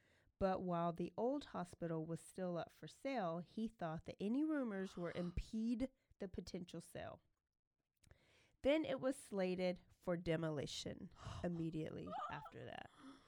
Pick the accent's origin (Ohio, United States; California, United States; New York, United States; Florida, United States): New York, United States; Elmont; Nope, don't. And I'm from Elmont.